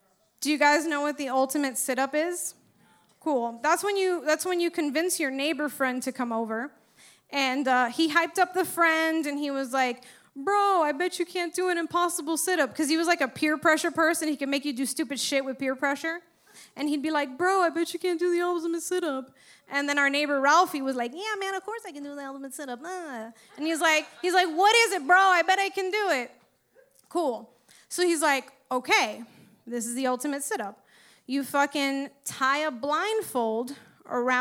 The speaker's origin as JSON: {"language": "English", "town": "Miami", "region": "Florida", "country": "United States", "tie": "born or raised there", "said": "I grew up in fucking Westchester, right? Uppity Cuban family"}